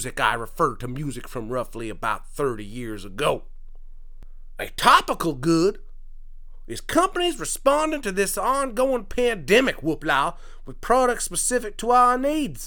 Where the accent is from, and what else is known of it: Quebec, Canada; born or raised there